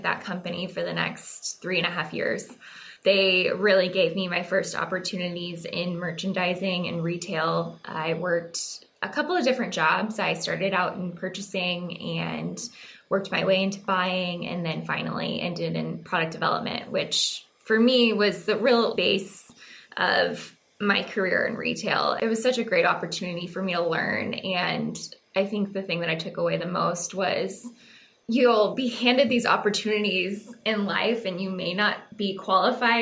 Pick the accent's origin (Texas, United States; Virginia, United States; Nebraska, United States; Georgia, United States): Texas, United States; I was born and raised in Texas. I grew up in a very small farming community out west, very Friday Night Lights-esque